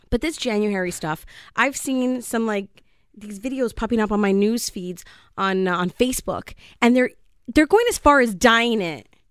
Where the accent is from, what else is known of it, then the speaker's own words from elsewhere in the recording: Canada; I'm just Canadian